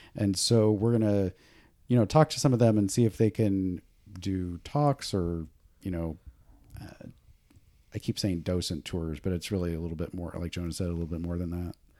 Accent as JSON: {"language": "English", "town": "Boonville", "region": "California", "country": "United States", "tie": "born or raised there", "said": "I grew up in Booneville, California, way out in the middle of nowhere."}